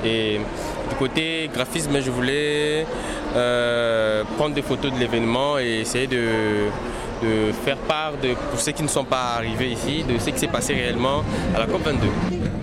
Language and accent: French; DR Congo; now in Marrakech, Morocco; de la nationalité congolaise, Congo-Kinshasa